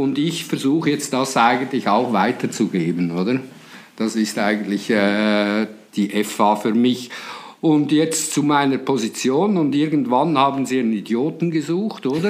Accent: Switzerland; accent: Swiss; wie ihr aus meiner Mundart hört, ich komme natürlich aus der Schweiz

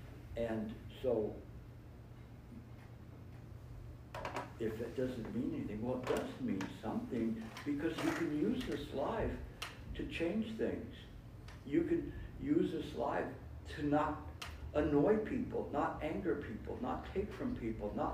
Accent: California, United States; I come from California

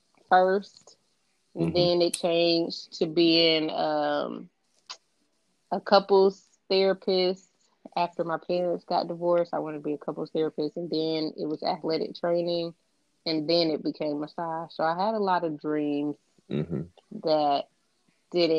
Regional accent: Lithonia, Georgia, United States; also born or lived in Riverside, California; I was raised in Lithonia, Georgia. But for the most part, I've been here my whole life.

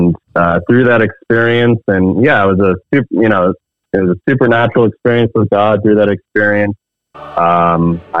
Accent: United States; moved away as an adult; now in Canada; I grew up in a Christian household in the States. I'm actually American. I immigrated to Canada 11 years ago

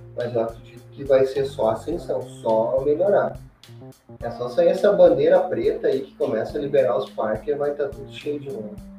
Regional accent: Novo Hamburgo, Rio Grande do Sul, Brazil; eu sou de Novo Hamburgo

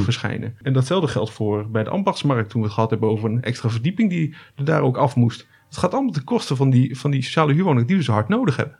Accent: Almere, Flevoland, Netherlands; ik ben eh, geboren in Almere

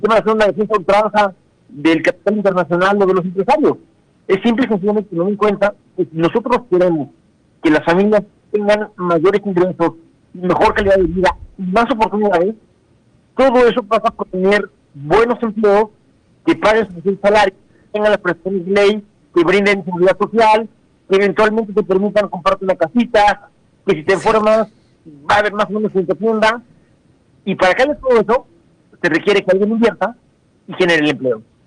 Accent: Mexico

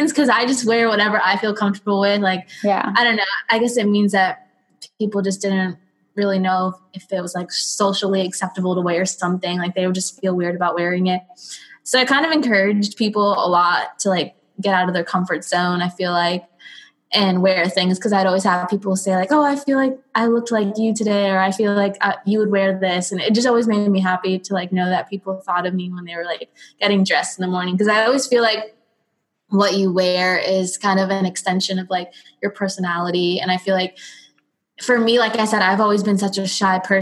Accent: Broward, Florida, United States; also born or lived in Miami; I was born in Miami. I lived in Miami my whole life. Well, not Miami, Broward

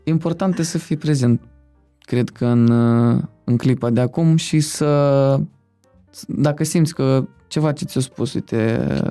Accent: Moldova; băiețan de, din Republica Moldova

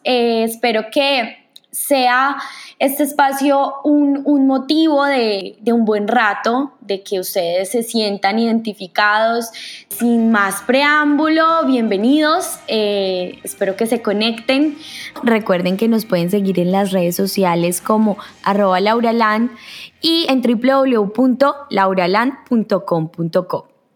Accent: Manizales, Caldas, Colombia; moved away; soy colombiana, nací en una ciudad hermosa que se llama Manizales

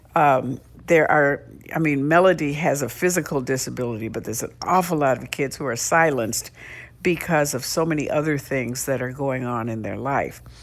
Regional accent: Cleveland, Ohio, United States; I grew up in Cleveland, Ohio

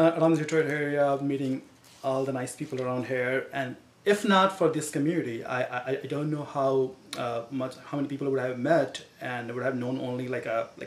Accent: India; moved away as an adult; now in United States; Originally, I'm from India

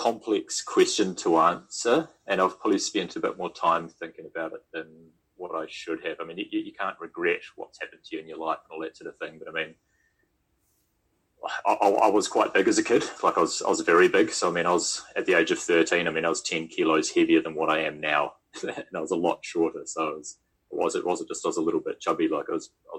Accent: Auckland, New Zealand; moved away as an adult; also born or lived in Bend, Oregon / United Kingdom; now in Queenstown, New Zealand; my hometown in Greenhithe

